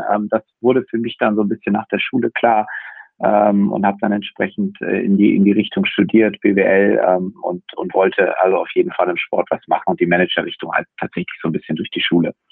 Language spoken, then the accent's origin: German; Bremen, Germany; als Bremer ist man ja arg gebeutelt.